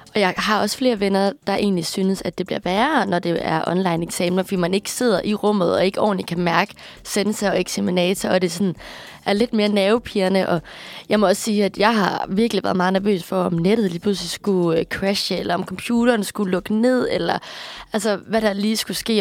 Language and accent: Danish; Aarhus, Central Denmark Region, Denmark; accent: Jutlandic; moved away as an adult; now in Copenhagen, Denmark; er født og vokset op i Aarhus